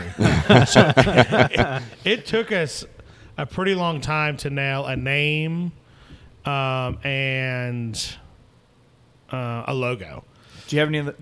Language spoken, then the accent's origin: English; Northeast, United States; You know, I'm originally from the Northeast. Uh, but something obviously brought us down here and then kept us here